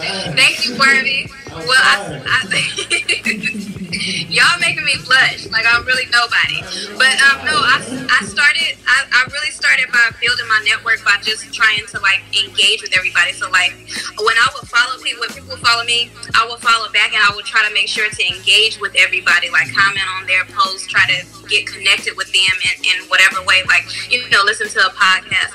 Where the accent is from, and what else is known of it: Los Angeles, California, United States; born or raised there